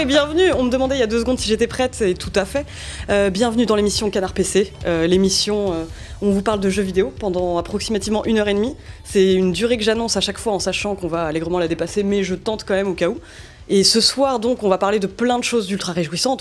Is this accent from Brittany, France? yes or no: no; Normandy, France; accent: Norman (cauchois); on m'a déjà fait remarquer que j'avais un accent normand parfois